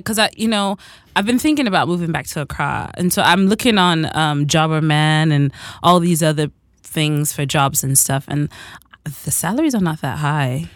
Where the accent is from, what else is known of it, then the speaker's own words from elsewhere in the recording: San Francisco, California, United States; also born or lived in Ghana; I'm from San Francisco originally. I'm Ghanaian, but I live there and I'm based there